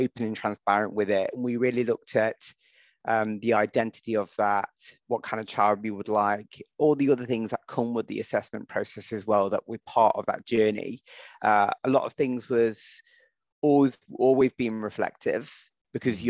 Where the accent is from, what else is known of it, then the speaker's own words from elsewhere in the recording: United Kingdom; I'm white British